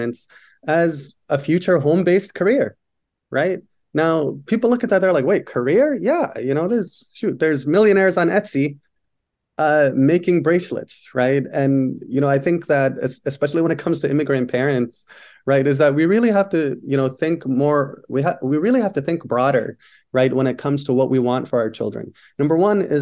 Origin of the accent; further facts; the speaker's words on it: Somalia; moved away; I'm from Somalia